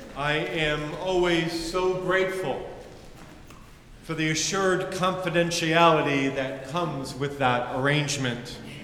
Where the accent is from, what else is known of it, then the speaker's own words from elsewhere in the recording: United States; As a white male growing up in the United States